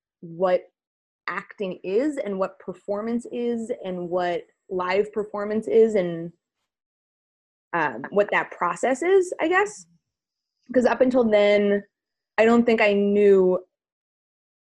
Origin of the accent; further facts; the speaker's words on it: New Jersey, United States; moved away as an adult; now in Los Angeles, United States; I was born and raised in North Jersey, like a half hour outside of New York